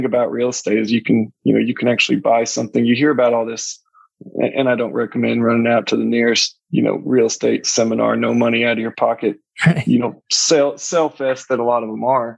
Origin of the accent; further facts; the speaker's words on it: Houston, Texas, United States; moved away as an adult; also born or lived in North Alabama; now in Mobile, United States; I was born and raised in Houston